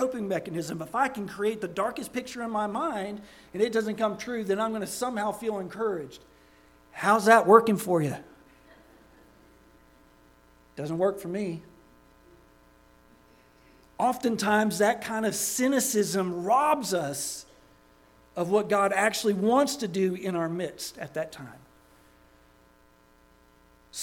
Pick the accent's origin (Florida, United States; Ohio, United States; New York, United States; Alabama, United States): Florida, United States; Daytona Beach; I grew up in Daytona Beach, Florida